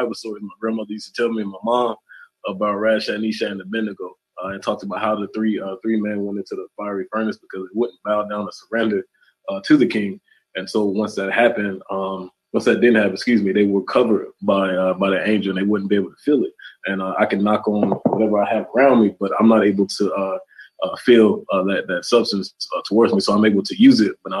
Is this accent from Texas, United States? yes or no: no; South Carolina, United States; I'm from South Carolina.